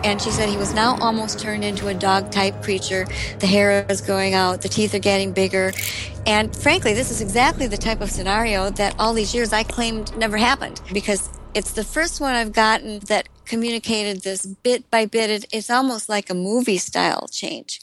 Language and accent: English; Elkhorn, Wisconsin, United States; a road just outside of my hometown of Elkhorn, Wisconsin